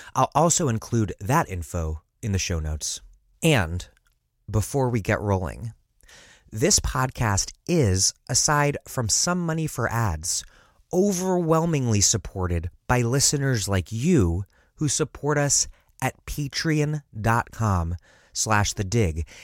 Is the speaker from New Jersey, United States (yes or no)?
no; Washington, District of Columbia, United States; also born or lived in Philadelphia; now in Providence, United States; my hometown, Washington, D C